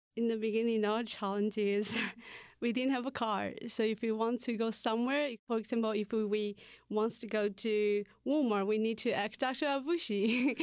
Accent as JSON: {"language": "English", "country": "Taiwan", "moved": "as an adult", "lives_now": "Ohio, United States", "said": "from Taiwan, and I teach Chinese here"}